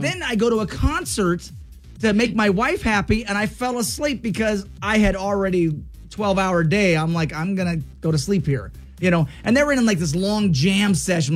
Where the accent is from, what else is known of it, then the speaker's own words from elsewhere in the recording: Clarkston, Washington, United States; moved away; I'm from Washington, um, from Clarkston